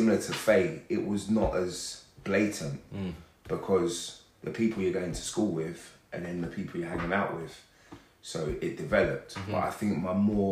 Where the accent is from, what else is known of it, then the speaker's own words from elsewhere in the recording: Hertfordshire, East of England, United Kingdom; I grew up in Hertfordshire. I didn't grow up in London.